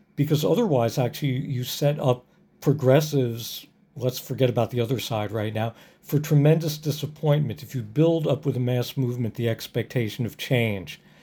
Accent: New Jersey, United States; moved away; also born or lived in Minneapolis; I grew up in New Jersey

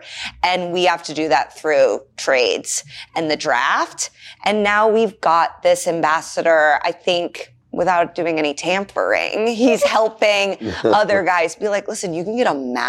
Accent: Indianapolis, Indiana, United States; When I'll tell people I'm from Indy, they're like, I have a friend from Cleveland.

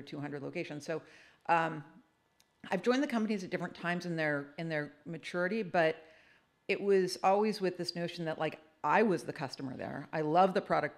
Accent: California, United States; I was born in California

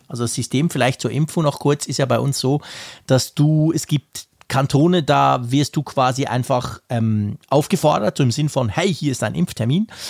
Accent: Switzerland; bei uns in der Schweiz

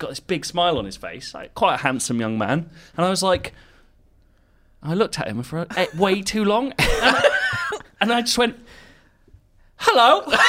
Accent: London, United Kingdom; I'm a Londoner.

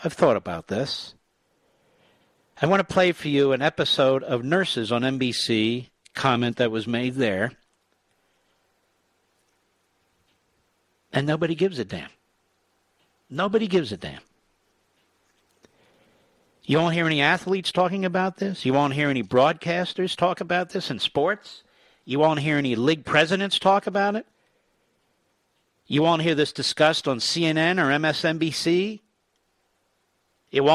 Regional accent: Philadelphia, Pennsylvania, United States; now in Virginia, United States; I'm from Philadelphia, Pennsylvania. And I live in Virginia.

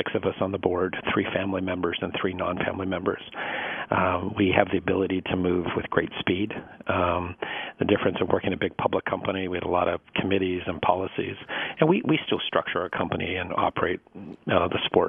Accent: Canada; moved away; also born or lived in Detroit, Michigan / New York; I come from Canada originally.

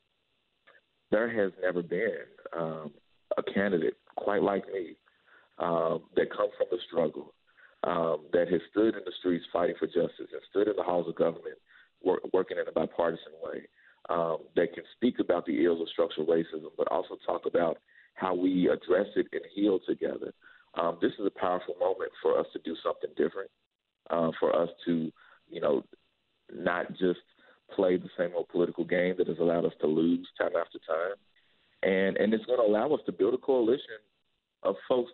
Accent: Louisville, Kentucky, United States; my foundation growing up in the West End

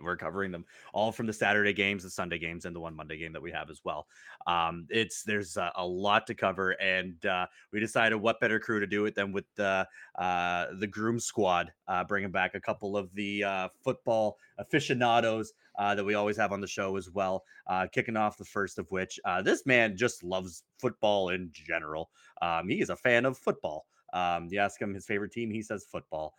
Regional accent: Canada; us Canadians

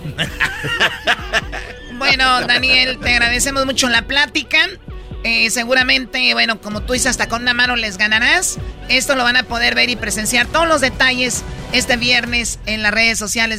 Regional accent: Mexico; Soy mexicana

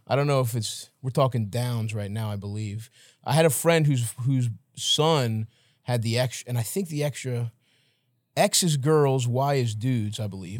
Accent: Baltimore, Maryland, United States; I'm coming from Baltimore

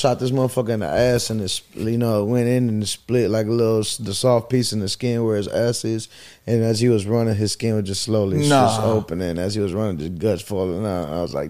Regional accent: Bay City, Texas, United States; I'm from Bay City, Texas, which is a population of about 1,500.

